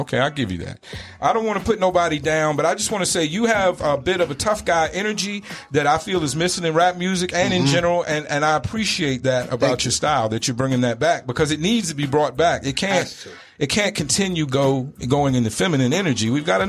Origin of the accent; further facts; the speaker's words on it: the South, United States; also born or lived in East Coast; now in Arizona, United States; I come from the South, so, you know, we over there, of that part of the South, we eat a lot of pork